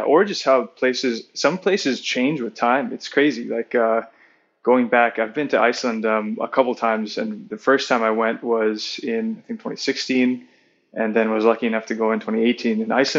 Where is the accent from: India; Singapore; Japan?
Singapore; growing up in Singapore